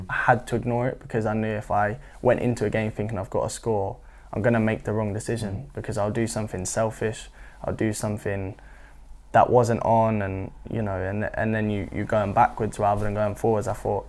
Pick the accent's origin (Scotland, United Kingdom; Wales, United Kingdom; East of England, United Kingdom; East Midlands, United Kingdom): East of England, United Kingdom; Norwich; I don't know if it's because I was from Norwich